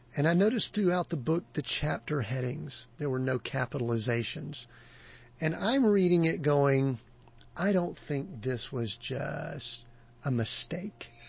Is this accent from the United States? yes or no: yes; the South, United States; I grew up in the South